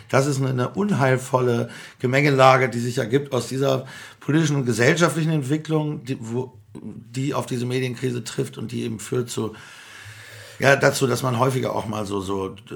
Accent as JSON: {"language": "German", "region": "North Rhine-Westphalia", "country": "Germany", "said": "weil ich komme aus Nordrhein-Westfalen, wir haben das jedenfalls nicht gehört"}